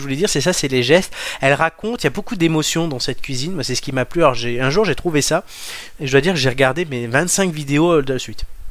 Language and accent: French; near Mugello, Tuscany, Italy; du Mugello, qui sont donc quasiment de là d'où je viens